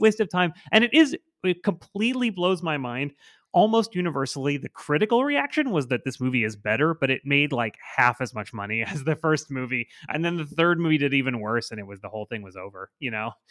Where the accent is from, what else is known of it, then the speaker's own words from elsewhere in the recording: Port St. Lucie, Florida, United States; moved to my hometown